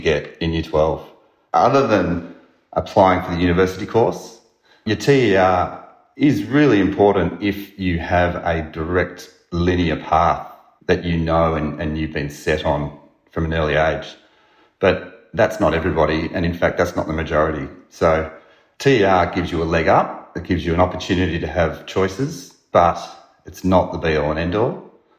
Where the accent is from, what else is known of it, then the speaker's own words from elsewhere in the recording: Melbourne, Victoria, Australia; I came from the Bayside area